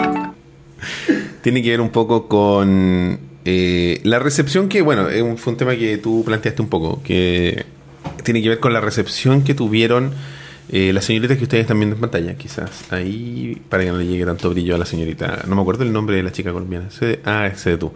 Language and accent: Spanish; Chile; tenemos nosotros como chilenos